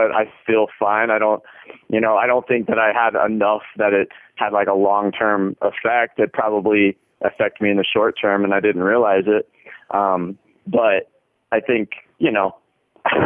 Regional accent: Iowa, United States; I grew up in Iowa, so small town

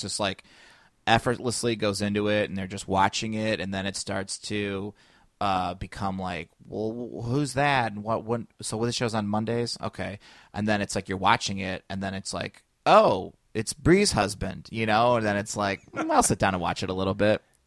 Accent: United States; I grew up in Chi, in, in Shareville, which we got all the Chicago channels.

